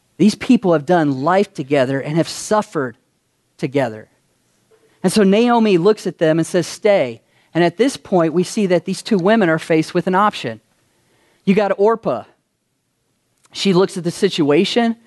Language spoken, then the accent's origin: English; Kentucky, United States; moved away as an adult; now in Las Vegas, United States; I'm from Kentucky